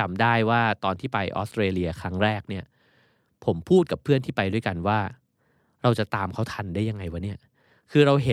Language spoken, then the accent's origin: Thai; Bangkok, Thailand; บ้านผมตอนสมัยเรียนมัธยมเนี่ย ผมอยู่ไกลโพ้นมากเลยคือ มีนบุรี แล้วก็แทบจะไม่มีรถประจำทางเข้ามานะครับ